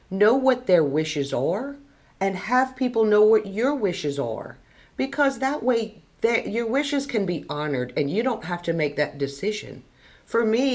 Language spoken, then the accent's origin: English; St. Landry Parish, Louisiana, United States; Born and raised, like I said, Dad was a physician, Mom was a nurse, I was born in OGH